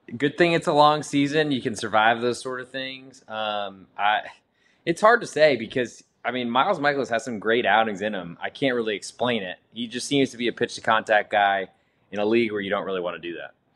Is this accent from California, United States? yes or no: no; Boston, Massachusetts, United States; growing up in the Boston area and being a Red Sox fan